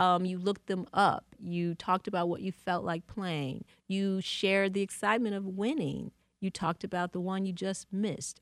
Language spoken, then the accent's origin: English; Detroit, Michigan, United States; now in New York, United States; I love Detroit, and I loved growing up here.